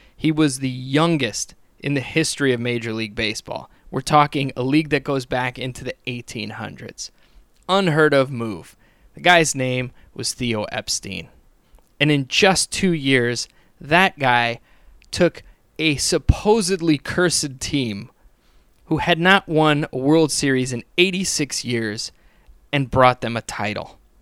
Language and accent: English; Chicago, Illinois, United States; I'm from Chicago. We have our own cursed team, the Chicago Cubs